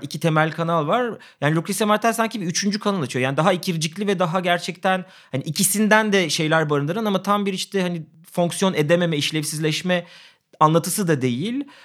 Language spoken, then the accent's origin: Turkish; İzmir, Turkey; Ben de yani İzmir İzmirliyim